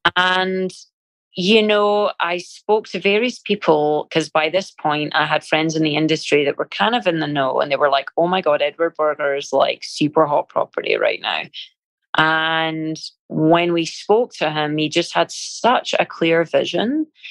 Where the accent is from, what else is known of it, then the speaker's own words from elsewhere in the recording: Scotland, United Kingdom; moved away; being Scottish